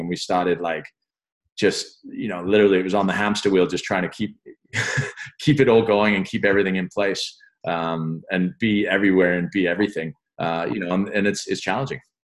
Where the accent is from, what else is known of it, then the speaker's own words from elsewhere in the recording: London, United Kingdom; also born or lived in France; growing up in London